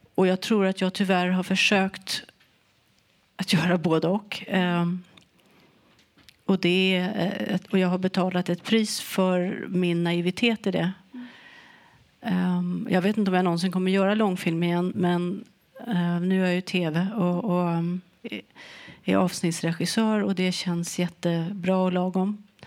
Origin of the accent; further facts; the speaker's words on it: Sweden; jag var ju svensk